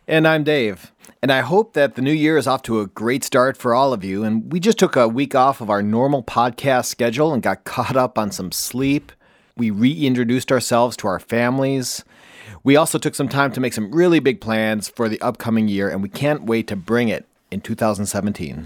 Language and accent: English; Wisconsin, United States; accent: nasally; I'm from Wisconsin, a, as you can tell by my nasally accent